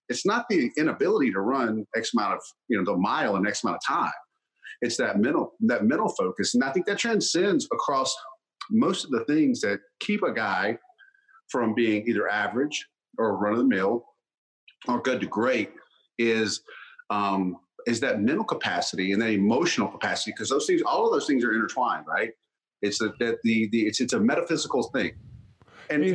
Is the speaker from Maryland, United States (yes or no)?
no; North Mississippi, United States; I grew up in North Mississippi